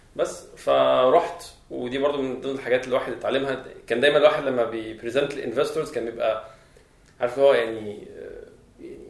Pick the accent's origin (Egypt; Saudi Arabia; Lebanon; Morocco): Egypt; عندنا في مصر